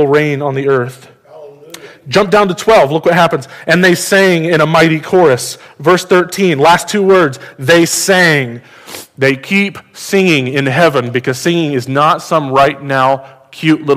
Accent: United States; As an American

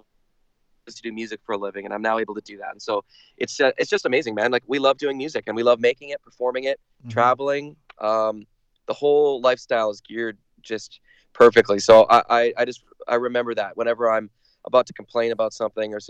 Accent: Vancouver, British Columbia, Canada; growing up in Vancouver

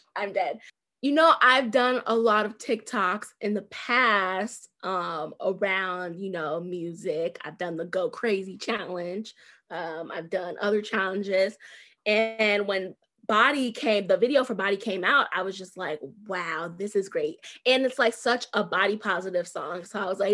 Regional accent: Chicago, Illinois, United States; I'm from Chicago

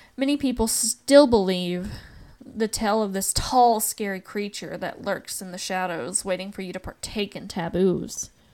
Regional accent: Appalachia, Tennessee, United States; growing up in the South and growing up in the Appalachian region

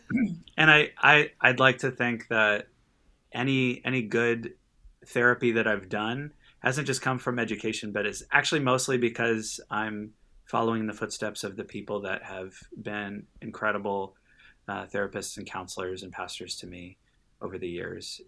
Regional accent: Los Angeles, California, United States; born and raised in Los Angeles and, uh, lived in Southern California my whole life.

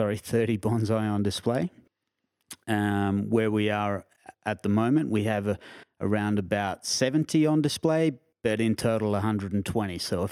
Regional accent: Canberra, Australian Capital Territory, Australia; also born or lived in Queensland; Yeah. However, I've lived in a number of other states as well, including Northern Territory, WA, Queensland.

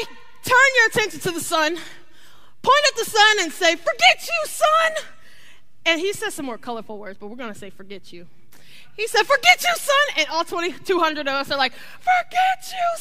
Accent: Ohio, United States; now in Florida, United States; I'm from Ohio

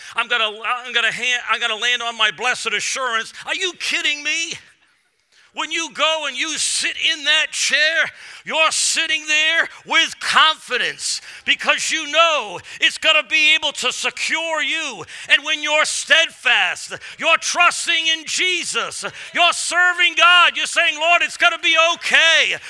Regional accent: Massachusetts, United States; moved away; I'm from Massachusetts, so coming here is sort of always like coming home

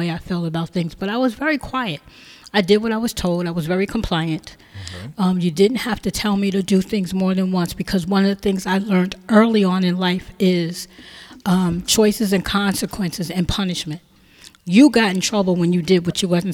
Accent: Teaneck, New Jersey, United States; also born or lived in Hackensack, New Jersey; I grew up in Teaneck

